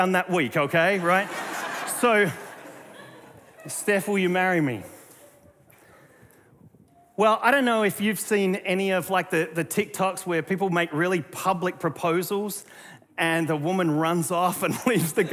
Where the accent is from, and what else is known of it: Australia; now in North Carolina, United States